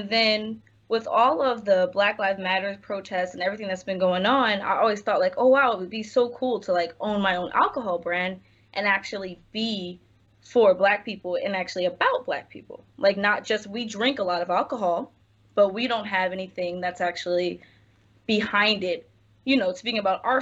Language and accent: English; Philadelphia, Pennsylvania, United States; moved away as an adult; now in Los Angeles, United States; West Philly, born and raised